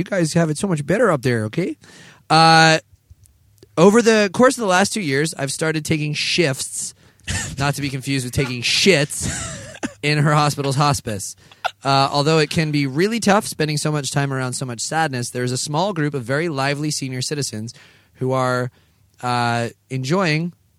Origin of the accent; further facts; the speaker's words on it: California, United States; I'm from California, so I'm used to seeing some weird billboards